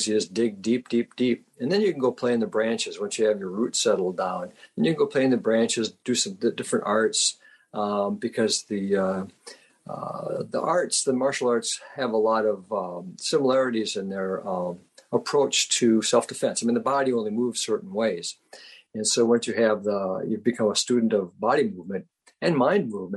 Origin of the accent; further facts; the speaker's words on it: Rhinelander, Wisconsin, United States; I grew up in Rhinelander, Wisconsin, population of 8,000 people.